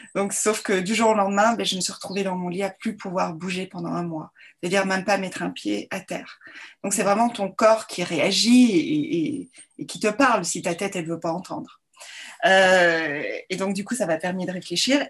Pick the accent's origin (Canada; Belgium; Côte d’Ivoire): Belgium; also born or lived in Brussels; donc je suis belge. J'ai fait mes études à Bruxelles